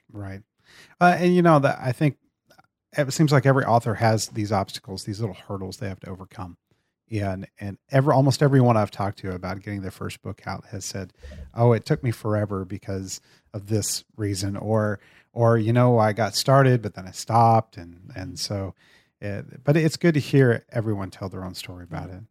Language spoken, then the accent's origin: English; Brady, Texas, United States; growing up in small town in Central Texas and one of the same towns you grew up in, in Brady, Texas